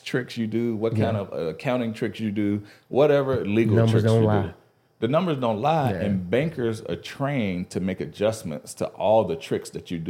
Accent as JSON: {"language": "English", "town": "Greenwood", "region": "Mississippi", "country": "United States", "moved": "yes", "said": "I'm from Greenwood, Mississippi originally."}